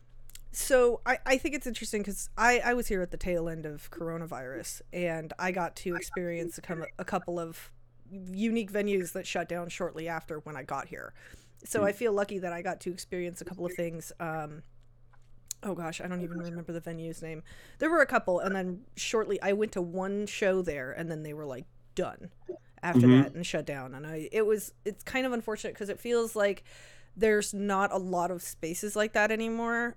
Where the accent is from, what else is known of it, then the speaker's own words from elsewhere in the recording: Southern California, United States; now in Kansas City, United States; I'm originally from SoCal